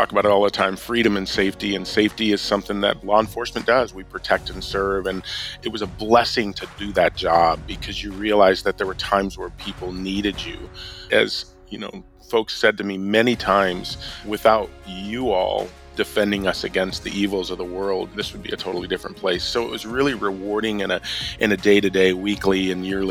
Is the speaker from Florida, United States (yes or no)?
no; Milwaukee, Wisconsin, United States; Well, I grew up in the suburbs of Milwaukee, so I'm a northerner, but I was born in Milwaukee